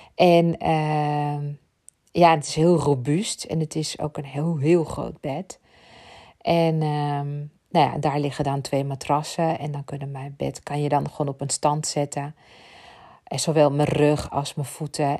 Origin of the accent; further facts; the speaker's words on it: Ibiza, Balearic Islands, Spain; ik kom uit Ibiza, ben daar opgegroeid